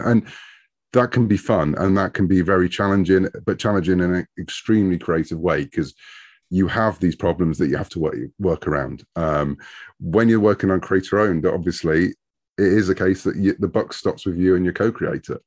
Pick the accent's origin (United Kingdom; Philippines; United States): United Kingdom; I'm a Brit. And so over in the U K, we had a very different comic scene when I was growing up in the late seventies